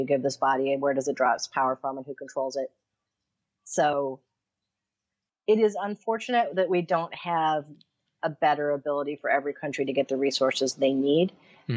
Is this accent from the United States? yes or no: yes; Syracuse, New York, United States; now in Sri Lanka; I'm from Syracuse, New York